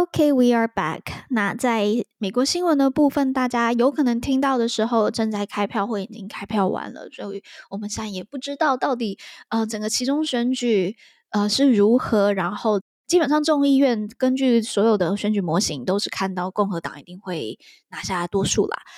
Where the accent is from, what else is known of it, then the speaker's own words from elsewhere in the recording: Taiwan; I'm from Taiwan